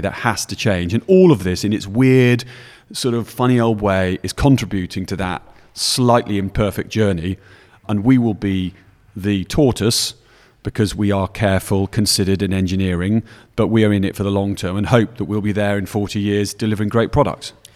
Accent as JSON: {"language": "English", "region": "Yorkshire and the Humber", "country": "United Kingdom", "tie": "born or raised there", "also_born_or_lived": "Newcastle", "moved": "as an adult", "lives_now": "London, United Kingdom", "said": "I was brought up in Yorkshire, and then I'd been to Newcastle Uni"}